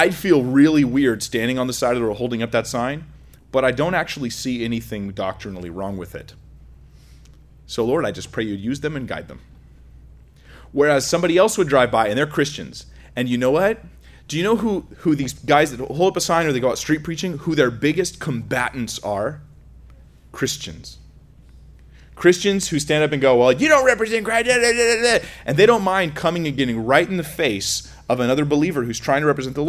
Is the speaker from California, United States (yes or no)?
yes; California, United States; I'm from California, so we're like, you know, scared of strangers